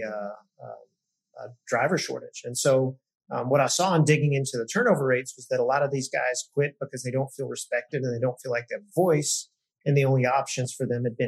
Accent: Arkansas, United States; moved away; also born or lived in Iowa; I'm from Arkansas originally

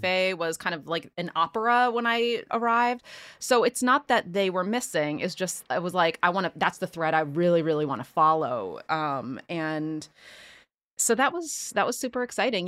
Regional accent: Philadelphia, Pennsylvania, United States; born and raised in Philly

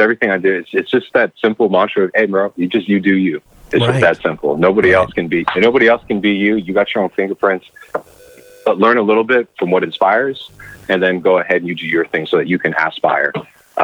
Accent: Bay Area, California, United States; growing up in the Bay Area

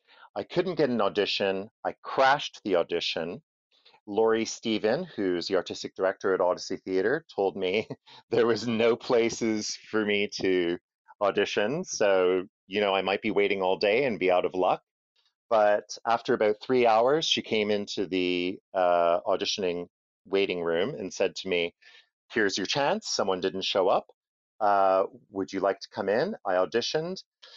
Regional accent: Montreal, Quebec, Canada; moved away; also born or lived in Ottawa; I grew up in Montreal. I come from a place called Ville d'Anjou, which is in the east end of the city.

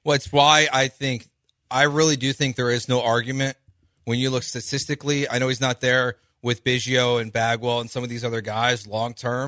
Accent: Chicago, Illinois, United States; moved away; I'm from Chicago

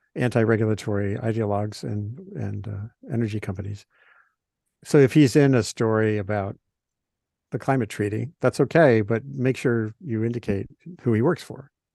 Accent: Rhode Island, United States; now in Maine, United States; I grew up in Rhode Island

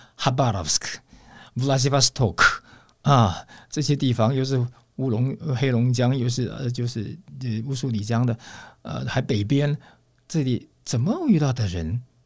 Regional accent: Taiwan; moved away; also born or lived in Russia; 我们从台湾来的

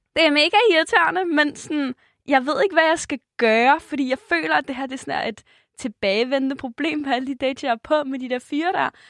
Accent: Denmark; jeg er fra Jylland

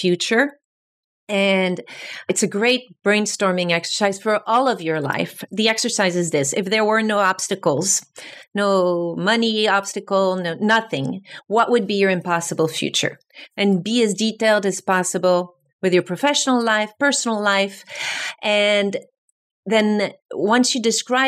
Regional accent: France; moved away as an adult; also born or lived in New York City; I'm from France. I grew up in France

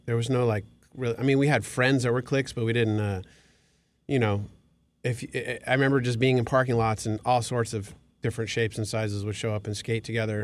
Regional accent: Glendale, California, United States; also born or lived in Thousand Oaks; I grew up in Glendale

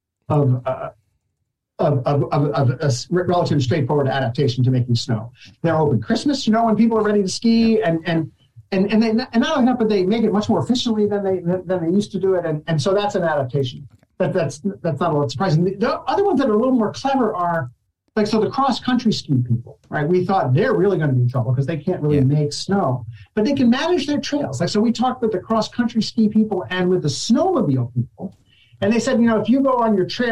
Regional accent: New Jersey, United States; as a kid growing up in New Jersey

